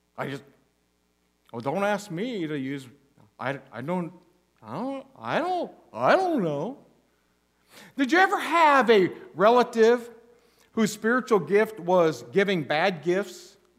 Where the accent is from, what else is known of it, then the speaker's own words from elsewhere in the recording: Goshen, Indiana, United States; now in Alaska, United States; when I was growing up in northern Indiana, my hometown, Goshen, Indiana